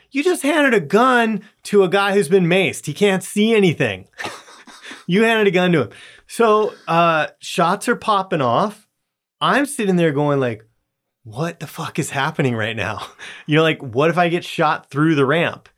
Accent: Southern California, United States; moved away; I grew up in Southern California

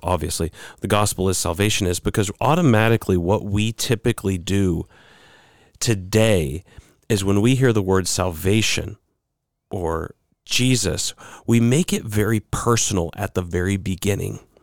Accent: United States; as American Christians

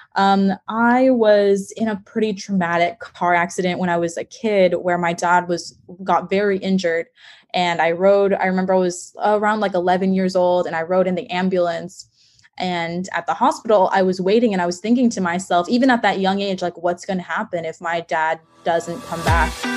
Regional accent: Texas, United States; I'm from Texas

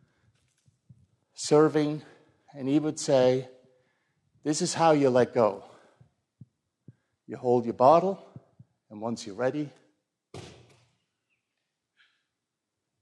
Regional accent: Switzerland; I grew up in the Protestant church in Switzerland

